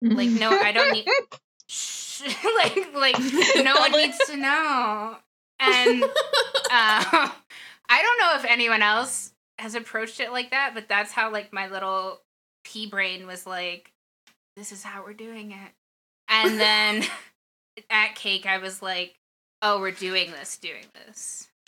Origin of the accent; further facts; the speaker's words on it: Florida, United States; because I came from Florida, so I think that's probably all that you need.